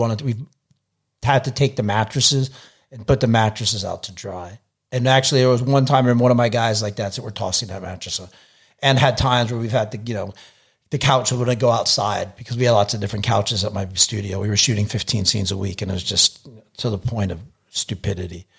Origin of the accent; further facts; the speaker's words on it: United States; I'm American